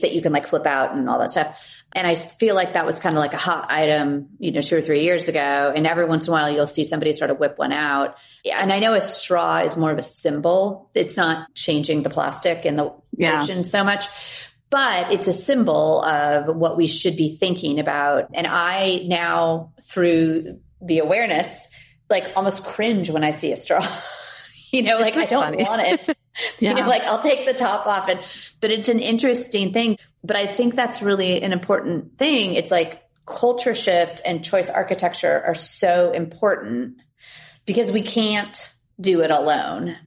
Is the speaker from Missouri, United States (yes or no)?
no; California, United States; I grew up in California